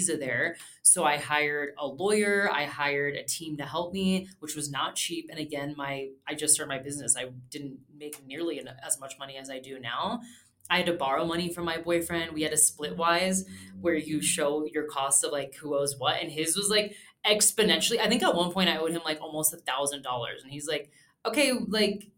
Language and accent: English; Florida, United States; moved away as an adult; also born or lived in Germany; I'm from Florida